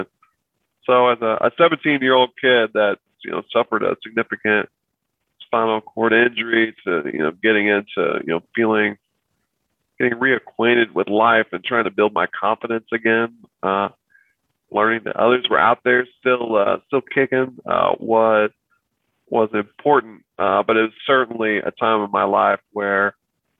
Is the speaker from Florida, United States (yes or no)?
no; Evansville, Indiana, United States; spent time here in my hometown of Evansville